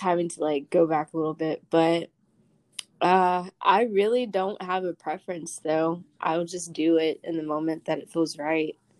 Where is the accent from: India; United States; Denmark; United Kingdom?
United States; Winston-Salem, North Carolina; I'm from Winston, North Carolina.